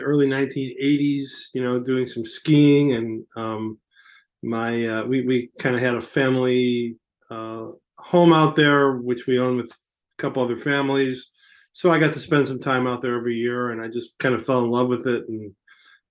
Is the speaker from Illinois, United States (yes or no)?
yes; Chicago, Illinois, United States; moved away; I grew up in Chicago